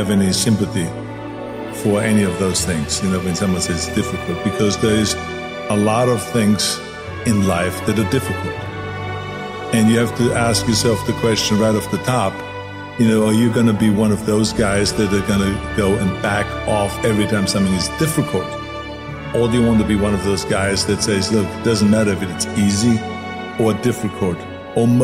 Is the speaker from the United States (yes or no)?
no; Austria; born or raised there; moved away